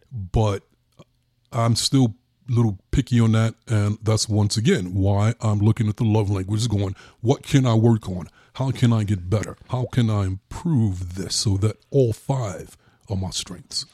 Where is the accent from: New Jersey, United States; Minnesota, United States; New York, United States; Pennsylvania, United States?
New York, United States; New York City; growing up in New York, once again, in Brooklyn